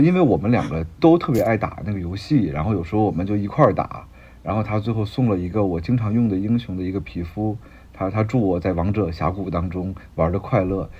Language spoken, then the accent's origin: Chinese; Beijing, China; 因为我是北京人啊